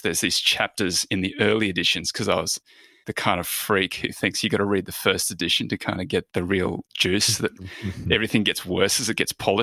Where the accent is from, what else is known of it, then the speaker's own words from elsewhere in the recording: Roma, Queensland, Australia; moved away as an adult; now in Southern California, United States; I grew up in Roma in Queensland